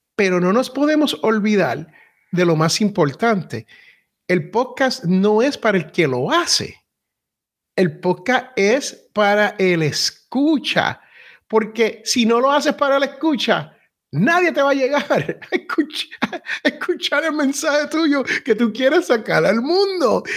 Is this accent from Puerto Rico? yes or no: yes; Puerto Rico; soy boricua y los boricuas somos casi raperos